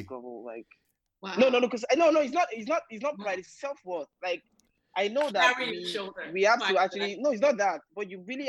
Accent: Abeokuta, Ogun State, Nigeria; now in Abuja, Nigeria; I'm from Abeokuta, Ogun State.

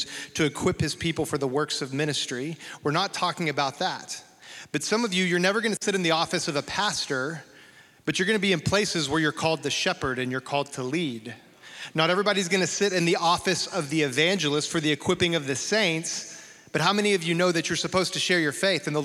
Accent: Amarillo, Texas, United States; a Baptist boy growing up in Amarillo, Texas.

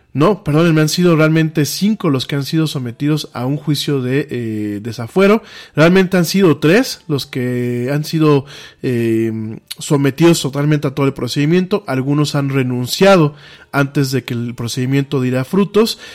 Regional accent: Mexico; aquí en México les decimos nacos, o chairos

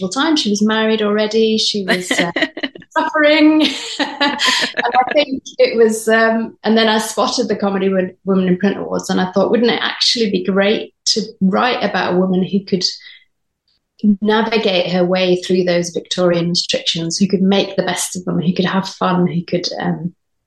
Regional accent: Edinburgh, Scotland, United Kingdom; moved away; also born or lived in Hastings; which is where I'm originally from. I'm from Edinburgh

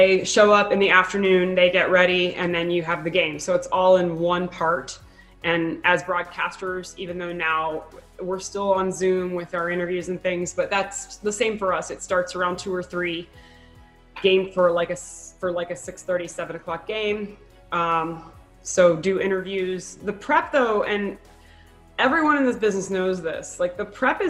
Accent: South Florida, United States; moved away as an adult; now in Arizona, United States; I grew up in South Florida

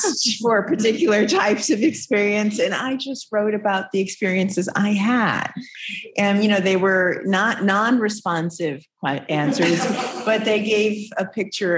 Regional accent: Illinois, United States; now in Massachusetts, United States; I grew up in Illinois. It became my home

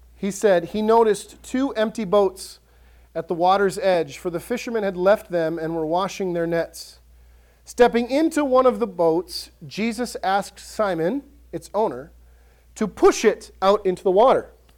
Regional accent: Ellsworth, Wisconsin, United States; I grew up in Ellsworth, and your options in Ellsworth were Subway or Dairy Queen.

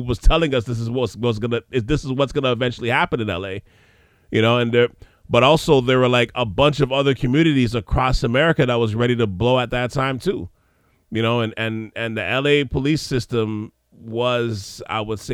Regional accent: Montreal, Quebec, Canada; coming from Montreal

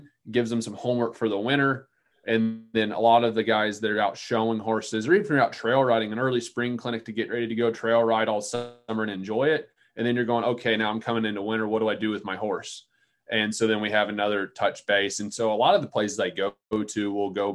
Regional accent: Central North Carolina, United States; I grew up in Central North Carolina

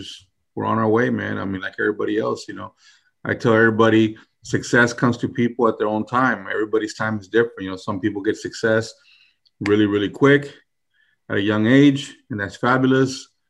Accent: New Orleans, Louisiana, United States; New Orleans, you know. I was born in New Orleans. My dad's family's from there. So, I mean, I can remember being a small little kid on the street.

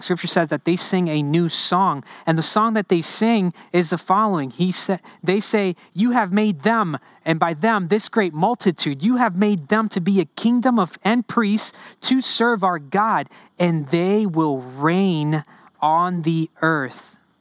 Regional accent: New Orleans, Louisiana, United States; first language Spanish; English is a second language; also born or lived in Honduras; I grew up in the New Orleans area

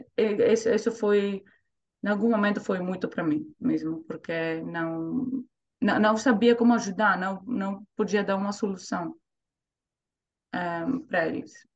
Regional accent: Thessaloniki, Central Macedonia, Greece; accent: Greek; Portuguese is a second language; moved away as an adult; now in Zurich, Switzerland; cresci em Grécia, né? Cresci na Grécia

